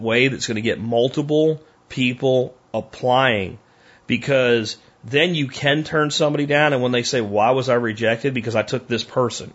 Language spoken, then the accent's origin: English; Pottsville, Pennsylvania, United States; moved away; I grew up in Pottsville, Pennsylvania